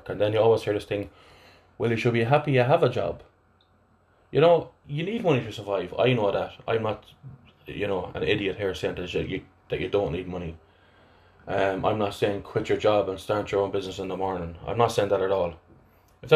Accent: Athlone, Westmeath, Ireland; accent: flat Athlone; my my flat Athlone accent

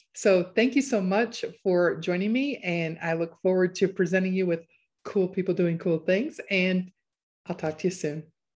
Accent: Chicago, Illinois, United States; moved away as an adult; also born or lived in Arkansas; now in Harrison, Arkansas, United States; I am from Chicago, a big city girl through and through.

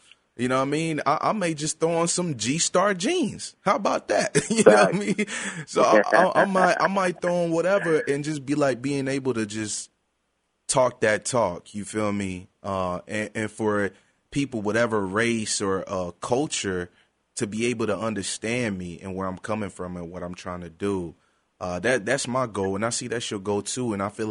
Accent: Ghana; also born or lived in Europe; now in United States; I was born and raised in Europe before I moved to the States. And I listened to a lot of African music because I'm a Ghanaian as well.

